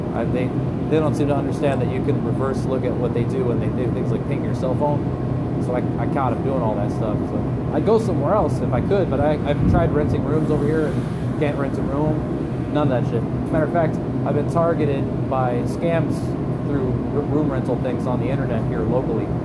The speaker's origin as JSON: {"language": "English", "region": "Colorado", "country": "United States", "tie": "born or raised there", "also_born_or_lived": "Grand Junction, Colorado", "moved": "as an adult", "lives_now": "New York, United States", "said": "I'm from Colorado. Okay. I'm born and raised out there"}